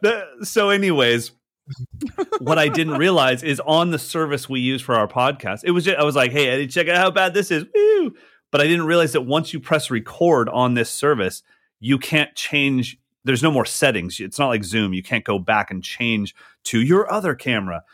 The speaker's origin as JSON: {"language": "English", "country": "United States", "said": "as an American"}